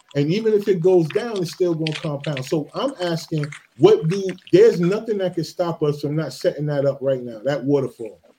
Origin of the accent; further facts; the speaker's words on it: East New Jersey, United States; I grew up in East New Jersey